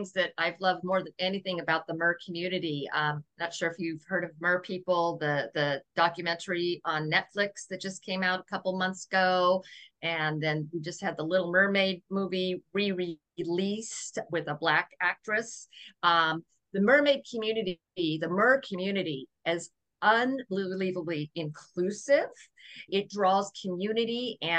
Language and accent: English; Okinawa, Japan; born there; because I was born in Okinawa, Japan, during a typhoon, a storm of water.